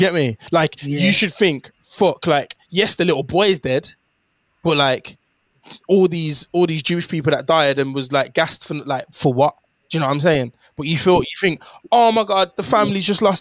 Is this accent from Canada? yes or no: no; Jamaica; I'm Jamaican